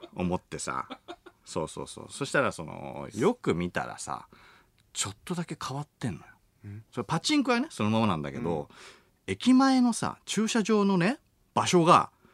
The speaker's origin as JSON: {"language": "Japanese", "area": "Machiya", "region": "Tokyo", "country": "Japan", "tie": "born or raised there"}